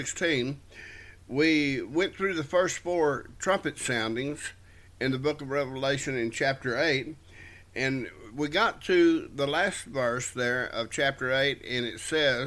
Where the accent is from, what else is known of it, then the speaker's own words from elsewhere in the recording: South Texas, United States; wherever we were raised in South Texas, a lot of scorpions around